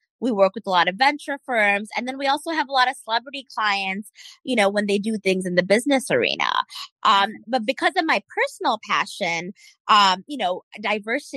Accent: United States; as Indian Americans

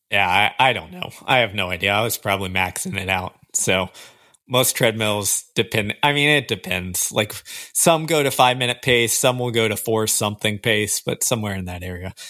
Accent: Houston, Texas, United States; I grew up in Houston, Texas.

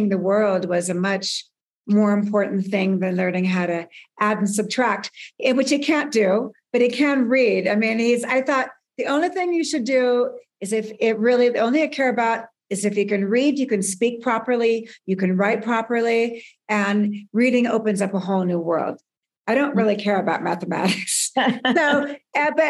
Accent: Burbank, California, United States; I grew up in Southern California

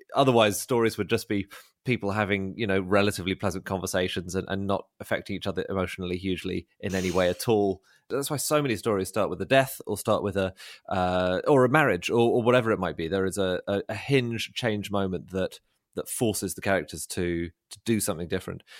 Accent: London, United Kingdom; also born or lived in Oxford; I'm from London, but I, I studied at Oxford

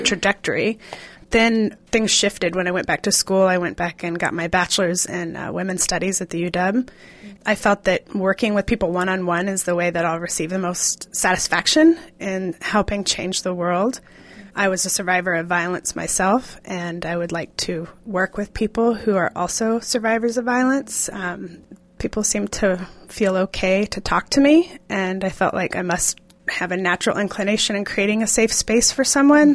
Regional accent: Kansas, United States; now in Seattle, United States; I am from Kansas originally, and I've been living in Seattle for thirteen years.

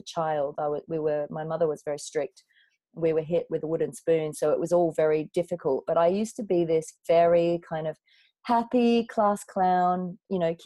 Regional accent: Coffs Harbour, New South Wales, Australia; moved away as an adult; also born or lived in London; I grew up in a beautiful town called Coffs Harbour on the east coast of Australia.

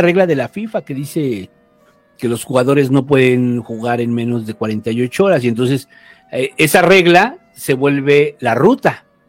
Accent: Mexico

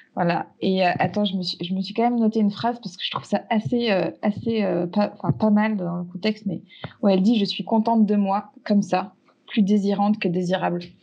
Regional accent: Larmor-Baden, Brittany, France; chez moi en Bretagne, au bord d'un sentier côtier dans la petite ville de l'Armor-Baden

